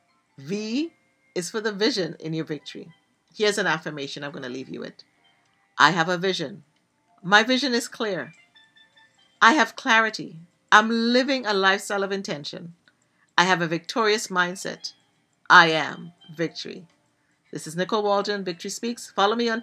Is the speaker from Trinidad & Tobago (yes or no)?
yes; Trinidad & Tobago; Yes, I'm from Trinidad and Tobago